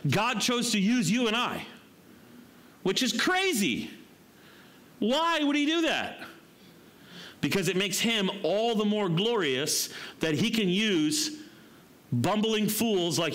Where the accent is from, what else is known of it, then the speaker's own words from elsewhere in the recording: United States; I'm American